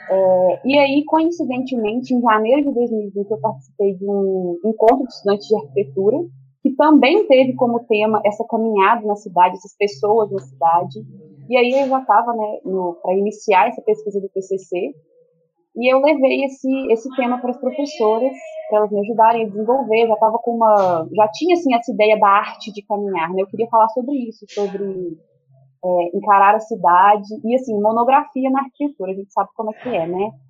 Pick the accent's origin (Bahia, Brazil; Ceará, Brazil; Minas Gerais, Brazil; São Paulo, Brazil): Minas Gerais, Brazil; Belo Horizonte; É, eu sou aqui de Belo Horizonte mesmo